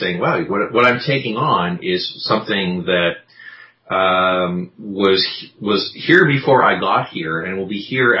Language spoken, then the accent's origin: English; Vancouver, British Columbia, Canada; also born or lived in Victoria, British Columbia; Little university town in Victoria, and then growing up on the North Shore of Vancouver